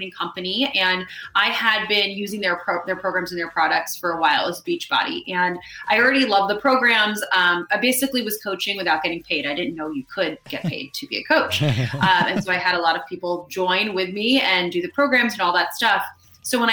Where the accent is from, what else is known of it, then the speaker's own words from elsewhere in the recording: New York, United States; moved away as an adult; also born or lived in Los Angeles; I'm born and raised in New York